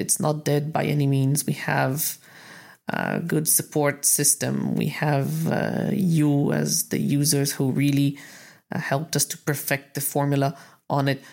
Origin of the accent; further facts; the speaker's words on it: Israel; I'm from Israel